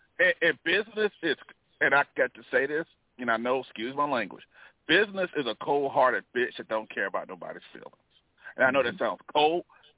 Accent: the South, United States; because mind you know I'm from the South and everything

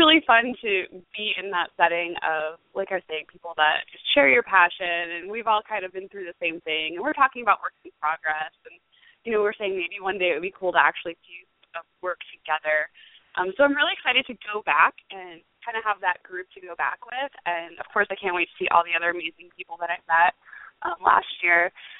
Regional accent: St. Augustine, Florida, United States; so she heard me saying that I'm from St. Augustine. Hey, that's where I'm from.

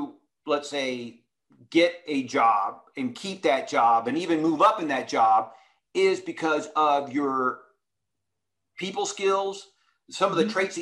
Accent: Texas, United States; I was raised in Texas

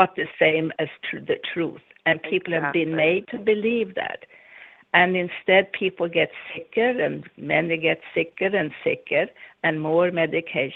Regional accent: Sweden; also born or lived in United States; now in Florida, United States; I'm Swedish, although I'm also American

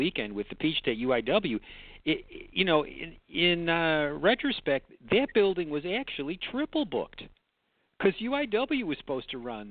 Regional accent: Chicago, Illinois, United States; I grew up in Chicago seeing the Valiant brothers

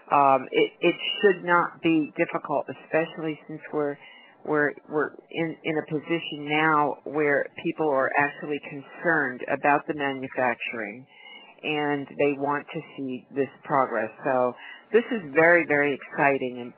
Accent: New York, United States; now in Florida, United States; right now we're in Florida. Um, I'm originally from New York

